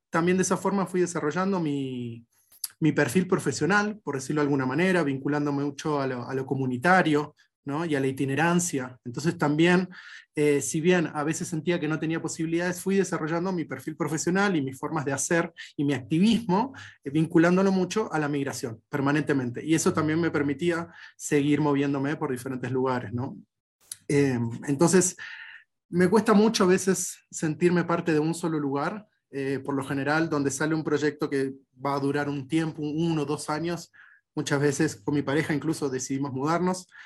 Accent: Argentina; also born or lived in Peru / Bolivia / Ecuador / Chile; buena parte de mi vida y mi acento y, y mi forma de ser y mi idiosincrasia tiene mucho, está muy ligado a, la cultura argentina, porque es donde más, más años viví, digamos, durante mi infancia

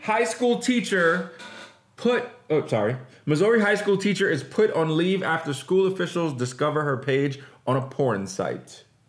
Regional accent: Jamaica; I'm Jamaican

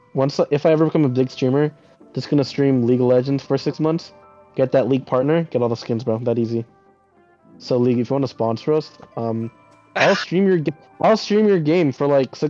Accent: United States; accent: American; I think my accent's pretty boring, just because I grew up here

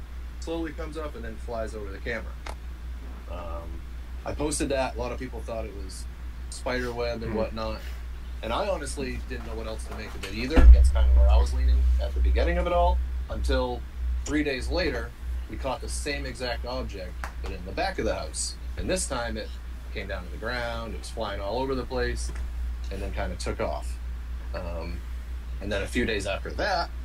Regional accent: Maine, United States; from Maine.

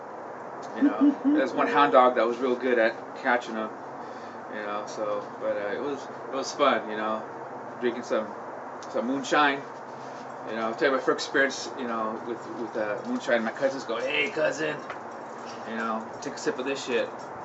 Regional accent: Huntington Beach, California, United States; I grew up in Huntington Beach, California.

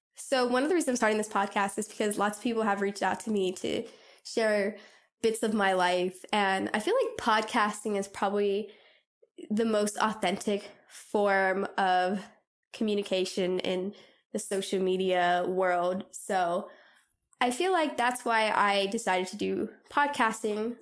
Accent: Southern California, United States; moved away; I'm originally from Southern California

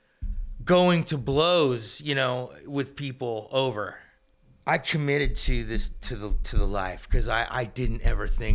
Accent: Phoenix, Arizona, United States; also born or lived in Oklahoma City; I grew up in Phoenix. My dad and my mom had me in Oklahoma City. And when I was two, they moved from Oklahoma to Phoenix, Arizona, where I grew up.

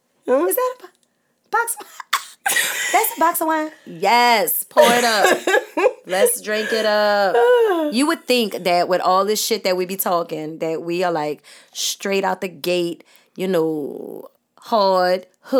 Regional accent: Fayetteville, North Carolina, United States; born there; I was born in Fayetteville, North Carolina, Fort Bragg. But we moved here when I was two.

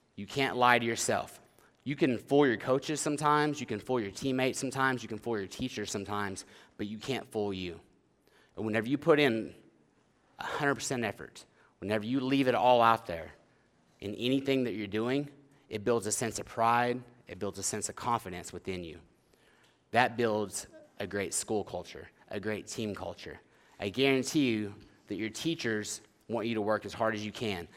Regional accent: Oklahoma, United States; moved away; I am from Oklahoma originally

